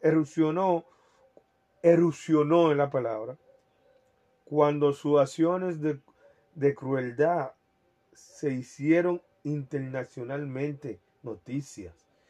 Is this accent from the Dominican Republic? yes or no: yes; Dominican Republic; soy dominicano